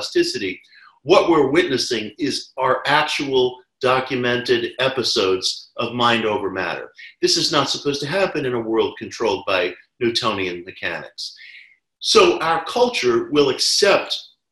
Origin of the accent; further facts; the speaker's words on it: New York City, New York, United States; I was a kid growing up in New York City in the 1970s